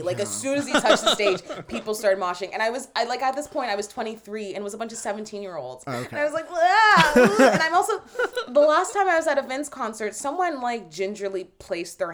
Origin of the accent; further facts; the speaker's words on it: Brampton, Ontario, Canada; I grew up in Brampton, so there's like a big Jamaican culture and presence